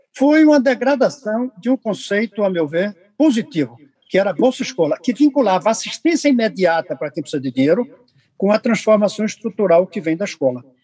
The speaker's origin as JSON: {"language": "Portuguese", "town": "Recife", "region": "Pernambuco", "country": "Brazil", "said": "eu sou de Recife, não sou de Santa Catarina"}